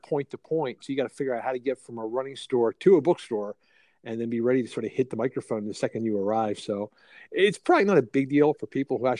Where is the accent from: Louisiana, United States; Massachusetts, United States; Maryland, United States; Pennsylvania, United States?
Pennsylvania, United States; Philadelphia; moved away as an adult; now in rural Pennsylvania, United States; I grew up in Philly and was always a downtown guy.